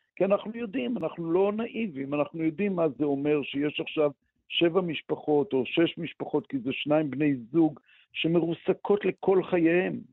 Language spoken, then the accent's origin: Hebrew; Israel; אני גדלתי פה